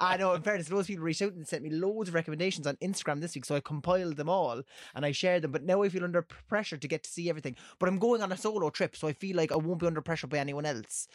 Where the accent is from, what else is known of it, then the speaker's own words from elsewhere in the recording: Cork, Munster, Ireland; I'm from Cork